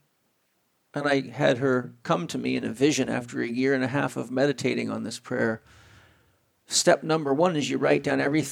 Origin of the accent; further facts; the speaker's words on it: San Diego, California, United States; I'm from San Diego, California